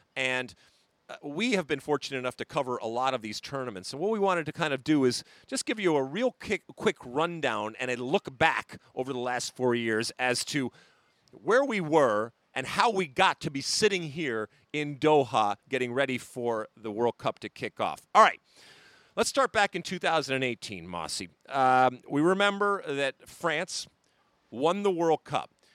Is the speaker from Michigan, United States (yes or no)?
yes; Detroit, Michigan, United States; moved away; my hometown team when it comes to Detroit City F C